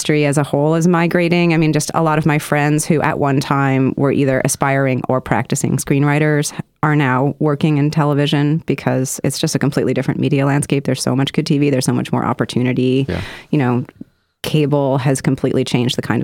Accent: Canada; as a Canadian

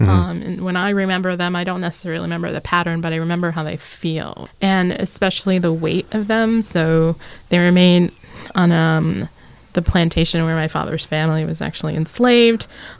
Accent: the South, United States; I remember I'm from the South.

